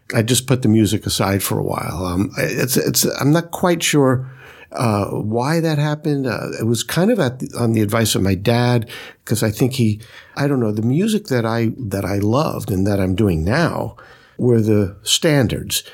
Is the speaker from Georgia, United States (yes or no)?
no; New York City, New York, United States; I grew up in Brooklyn